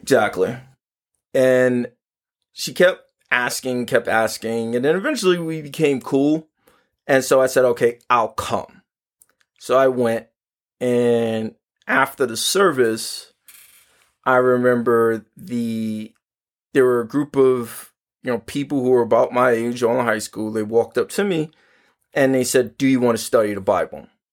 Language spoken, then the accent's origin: English; New York City, New York, United States; I grew up in Harlem